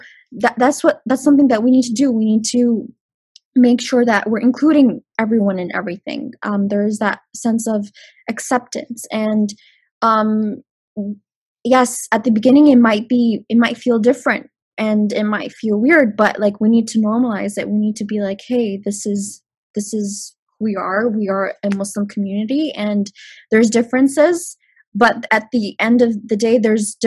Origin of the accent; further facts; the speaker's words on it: London, Ontario, Canada; I was born and raised here in London